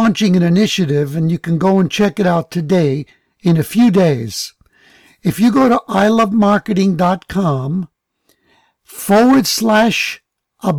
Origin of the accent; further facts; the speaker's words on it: New York City, New York, United States; moved away; having grown up in the Bronx